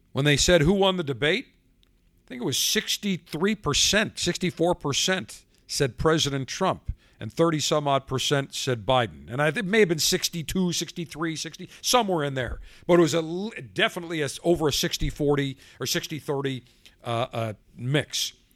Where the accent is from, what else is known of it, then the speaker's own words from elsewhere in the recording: Buffalo, New York, United States; now in Tampa, United States; I grew up in Buffalo